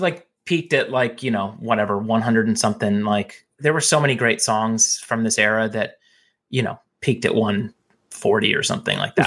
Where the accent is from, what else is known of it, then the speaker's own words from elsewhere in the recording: Phoenix, Arizona, United States; growing up in Phoenix